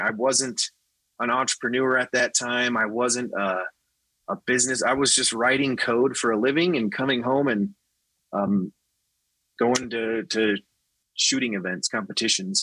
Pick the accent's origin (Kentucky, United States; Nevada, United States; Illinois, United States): Nevada, United States; I was raised in Nevada